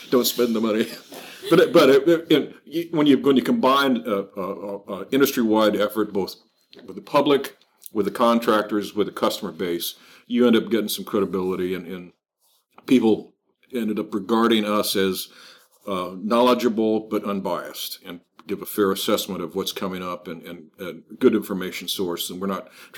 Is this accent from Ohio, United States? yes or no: yes; Cincinnati, Ohio, United States; moved away; I lived in Cincinnati, went to school there.